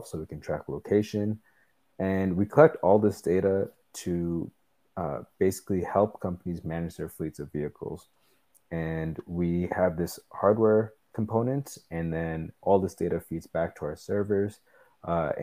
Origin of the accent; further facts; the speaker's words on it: Toronto, Ontario, Canada; I'm still living here in Toronto, where I was born and raised